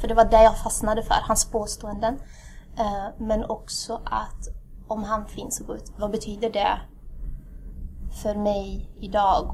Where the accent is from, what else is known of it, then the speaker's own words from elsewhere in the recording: Värmland, Sweden; also born or lived in Addis Ababa, Ethiopia; jag är född i Addis, Etiopien. Har föräldrar som är ursprungligen ifrån Eritrea. Eh, kom till Sverige när jag var cirka sju, cirkus. Ehm, och sen har jag haft, eh, sen har jag blivit värmlänning.